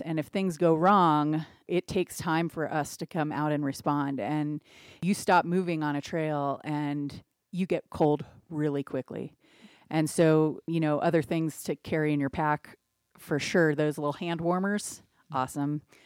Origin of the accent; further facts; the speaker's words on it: Cincinnati, Ohio, United States; now in Wet Mountain Valley, Colorado, United States; I grew up in Cincinnati, Ohio